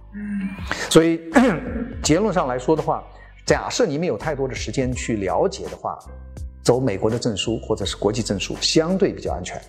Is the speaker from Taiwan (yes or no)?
no; China; 我们中国人总是 有一些传统的概念影响着我们的生活